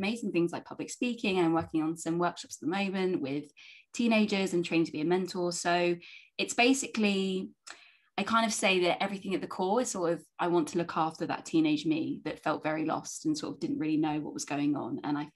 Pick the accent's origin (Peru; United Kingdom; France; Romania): United Kingdom; London; I'm from North London